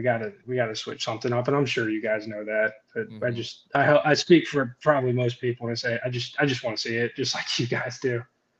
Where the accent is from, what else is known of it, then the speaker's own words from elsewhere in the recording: Florida, United States; moved away as an adult; also born or lived in Nashville, Tennessee; I'm from Florida. Yeah, I'm from Florida. So high school football is huge here.